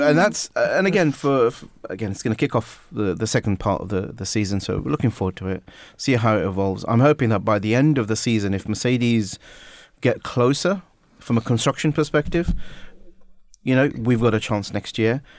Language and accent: English; Watford, East of England, United Kingdom; moved away; I only follow Watford because that's my, my hometown